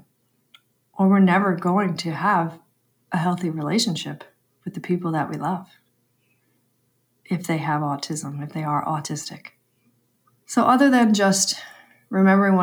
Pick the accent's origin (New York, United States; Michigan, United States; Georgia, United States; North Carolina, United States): New York, United States